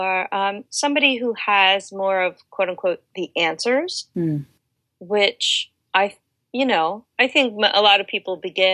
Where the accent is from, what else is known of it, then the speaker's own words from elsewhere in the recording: Delaware, United States; now in Washington, DC, United States; I grew up in Delaware